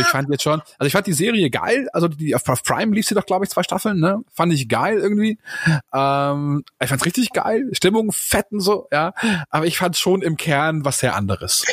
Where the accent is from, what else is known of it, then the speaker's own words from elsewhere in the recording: Munich, Bavaria, Germany; hier in meiner Heimat äh, im schönen München